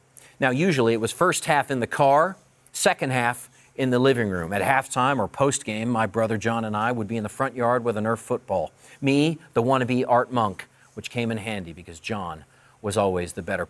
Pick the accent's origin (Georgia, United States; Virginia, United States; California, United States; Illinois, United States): Virginia, United States; Annandale; I was born in Alexandria, Virginia, spitting distance from Washington, D.C., grew up down the Beltway in Annandale, Virginia, attended Langley High School.